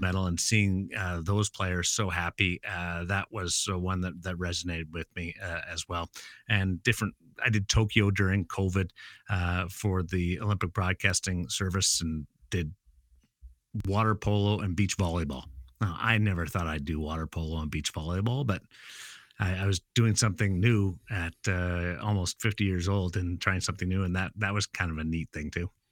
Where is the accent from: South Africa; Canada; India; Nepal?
Canada; Brandon, Manitoba; now in Las Vegas, United States; I'm from Brandon